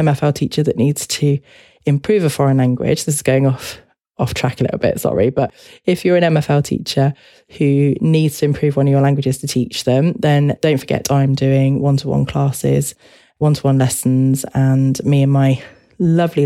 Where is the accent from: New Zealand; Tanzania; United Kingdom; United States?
United Kingdom; as a British person